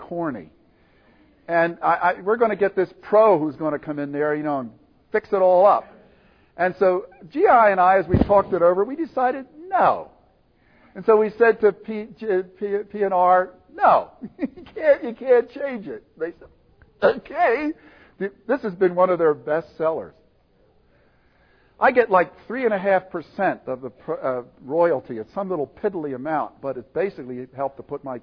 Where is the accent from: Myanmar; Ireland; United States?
United States; Willow Grove, Pennsylvania; grew up in Calvary Orthodox Presbyterian Church in Willow Grove, Pennsylvania